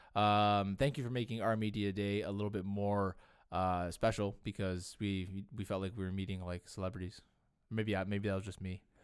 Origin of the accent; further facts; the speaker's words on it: Canada; we're also Canadian and we're content creators